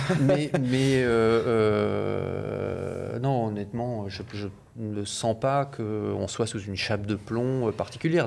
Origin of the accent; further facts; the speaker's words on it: France; en tant qu'Européens et en tant que Français en particulier